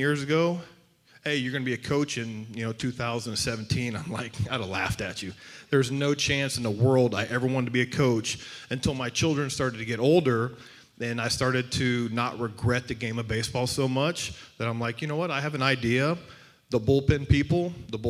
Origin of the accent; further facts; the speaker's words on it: Southeast Texas, United States; moved away as an adult; also born or lived in Phoenix, Arizona; I grew up in Southeast Texas, so I grew up in the heat and humidity of Texas